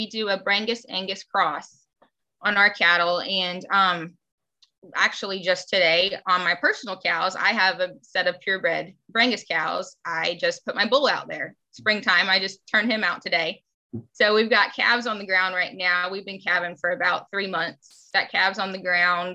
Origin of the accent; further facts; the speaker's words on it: Florida, United States; I am a fourth generation Florida cattle rancher. I have been living on my family's ranch my entire life